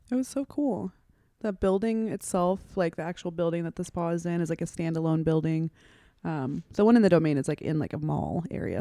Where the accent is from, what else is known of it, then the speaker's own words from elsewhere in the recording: Sacramento, California, United States; now in Austin, United States; I'm from Sacramento, California